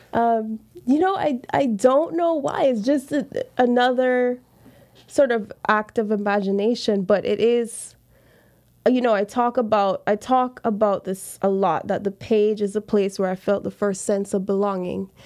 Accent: Montego Bay, Saint James, Jamaica; moved away as an adult; also born or lived in Charlottesville, Virginia / Los Angeles, California; I grew up in Jamaica, Rastafarian

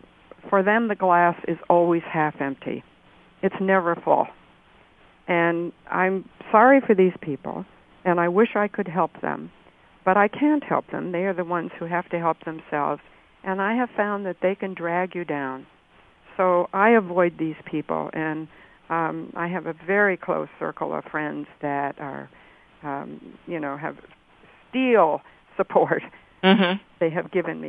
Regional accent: Rochester, Minnesota, United States; We have a federal medical center, a prison in my hometown of Rochester, Minnesota.

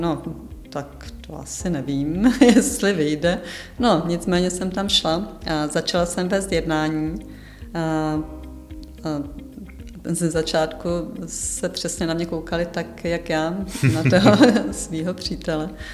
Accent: Jihlava, Vysočina Region, Czechia; jsem z Jihlavy

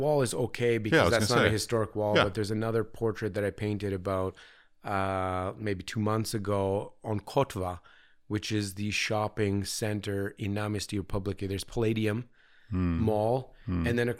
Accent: London, Ontario, Canada; born there; I was born in 76 in London, Ontario, which is between Toronto and Detroit.

